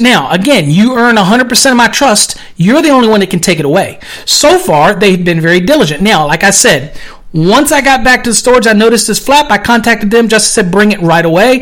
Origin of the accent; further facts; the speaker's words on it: United States; I'm American.